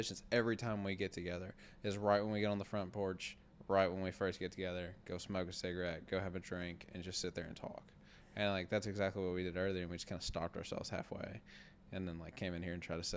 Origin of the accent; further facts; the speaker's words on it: Kentucky, United States; also born or lived in Louisville, Kentucky / Elizabethtown, Kentucky / Bardstown, Kentucky; we're all from Kentucky or the area.